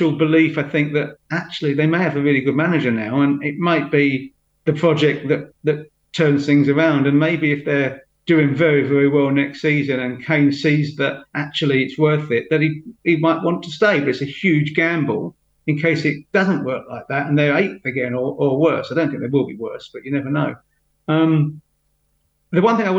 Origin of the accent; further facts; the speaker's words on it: London, United Kingdom; also born or lived in Huddersfield; as a Londoner